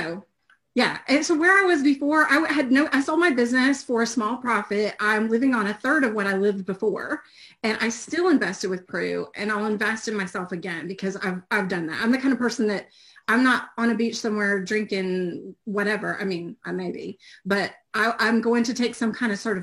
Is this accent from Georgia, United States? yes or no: yes; Georgia, United States; I'm also from Georgia in the U.S.